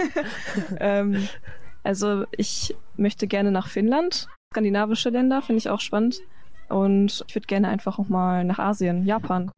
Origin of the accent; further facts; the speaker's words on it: Paderborn district, North Rhine-Westphalia, Germany; moved away as an adult; now in Bielefeld, Germany; ich komme eigentlich aus dem Kreis Paderborn. Also da wurde ich geboren und bin auf dem Dorf groß geworden in der Nähe von Paderborn